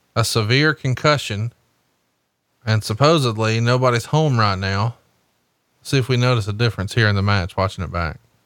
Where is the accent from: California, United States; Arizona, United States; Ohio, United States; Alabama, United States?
Alabama, United States; I'm from Alabama